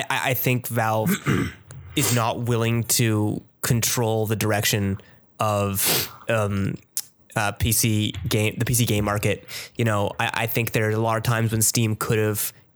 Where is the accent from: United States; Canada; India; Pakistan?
Canada; I'm Canadian